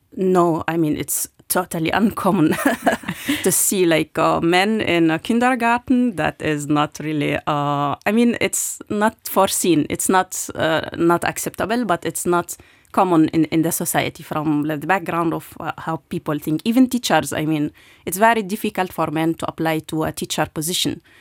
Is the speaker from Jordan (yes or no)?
yes; Jordan; moved away as an adult; also born or lived in Lebanon / Palestine / Germany; now in Luxembourg; I was born in Lebanon uh, during the 80s, uh, where was uh, also wartime in, in Lebanon. And then we moved to Jordan, where I grew up.